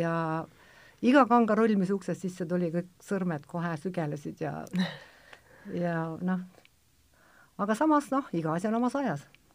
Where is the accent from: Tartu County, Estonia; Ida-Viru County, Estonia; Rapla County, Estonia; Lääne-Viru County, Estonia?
Ida-Viru County, Estonia; Kohtla-Järve; ma olen nagu väiksest peale kuna ma olen Kohtla-Järvelt, siis ma muidugi käisin Pesni Bleski selle tantsuringis